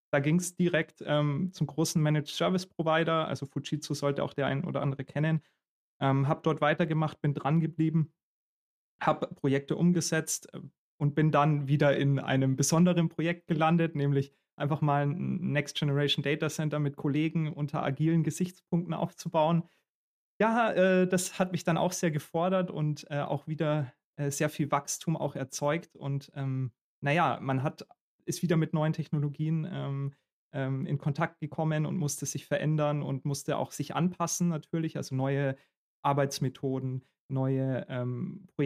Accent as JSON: {"language": "German", "town": "Augsburg", "region": "Bavaria", "country": "Germany", "lives_now": "Berlin, Germany", "said": "Eher der Kulturschock war dann so ein bisschen nach Berlin zu kommen. Ich komme ja ursprünglich aus Augsburg."}